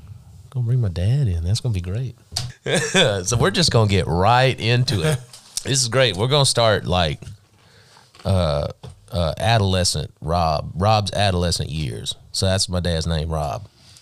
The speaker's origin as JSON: {"language": "English", "country": "Canada", "moved": "yes", "said": "we're from Canada."}